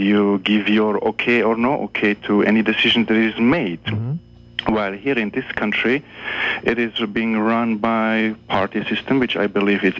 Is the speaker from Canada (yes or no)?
no; Czechia; born there; also born or lived in Germany / Switzerland; I was born in Czechoslovakia, mm-hmm. but I also lived in Germany, and I also lived in Switzerland.